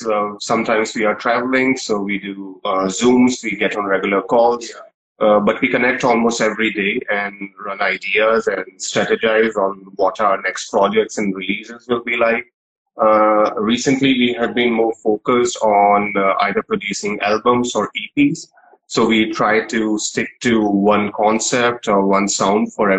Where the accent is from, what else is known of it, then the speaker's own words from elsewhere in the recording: India; we are in India, we are Indian musicians